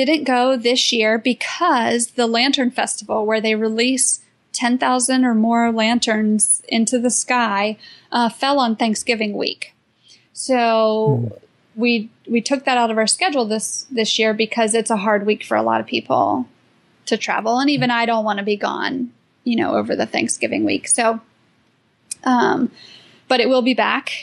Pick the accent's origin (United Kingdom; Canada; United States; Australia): United States; I'm American, because I have a blue passport